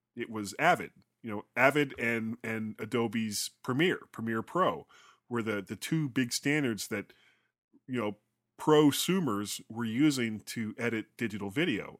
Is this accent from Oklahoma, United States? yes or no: no; South Florida, United States; I'm from South Florida